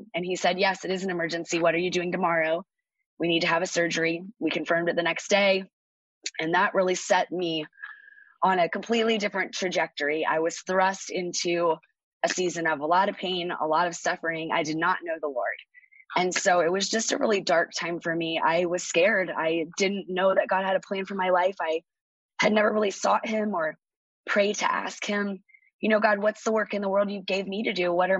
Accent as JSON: {"language": "English", "town": "Orange", "region": "California", "country": "United States", "tie": "born or raised there", "said": "I grew up in Orange, California"}